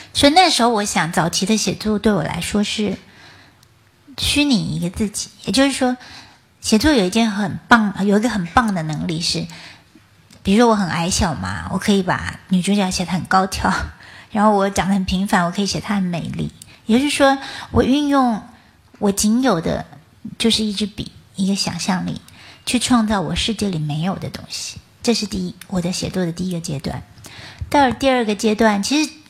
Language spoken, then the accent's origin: Chinese; Taichung, Taiwan; 我是出生在台中的一个乡下地方。那我们那个地方就是，爸爸是木匠